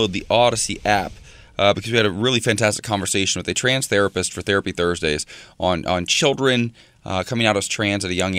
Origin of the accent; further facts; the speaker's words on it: Ohio, United States; now in Los Angeles, United States; my home state